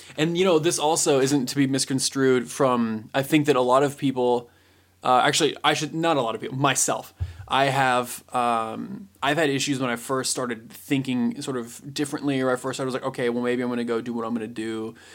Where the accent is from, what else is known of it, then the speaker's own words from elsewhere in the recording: Indiana, United States; I was born in Indiana